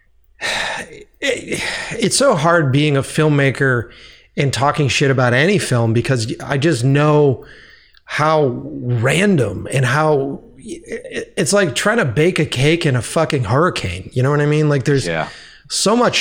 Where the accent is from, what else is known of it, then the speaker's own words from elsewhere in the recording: Boston, Massachusetts, United States; moved away; my hometown of Boston